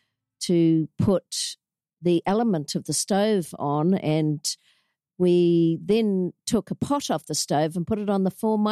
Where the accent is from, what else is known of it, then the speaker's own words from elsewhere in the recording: Auckland, New Zealand; So I'm a Kiwi.